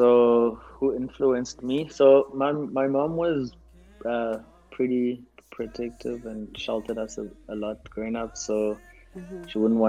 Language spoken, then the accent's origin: English; Eastern Cape, South Africa; I'm from South Africa, grew up, born in the Eastern Cape.